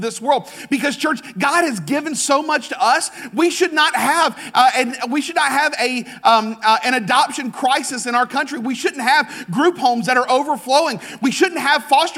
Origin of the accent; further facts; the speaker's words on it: United States; I am an American